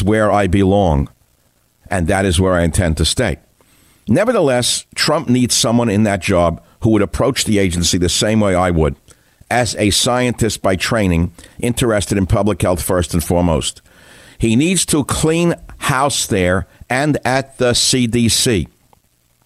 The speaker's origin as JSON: {"language": "English", "town": "New York City", "region": "New York", "country": "United States", "tie": "born or raised there", "said": "I grew up in New York City reading the New York Daily News"}